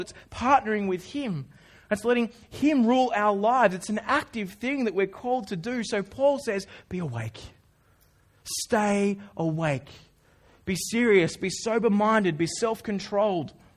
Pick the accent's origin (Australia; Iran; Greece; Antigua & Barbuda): Australia; I'm Australian.